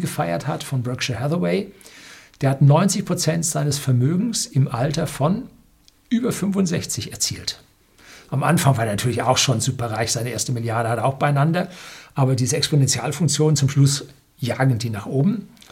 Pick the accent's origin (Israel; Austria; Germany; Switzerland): Germany; bei uns in Deutschland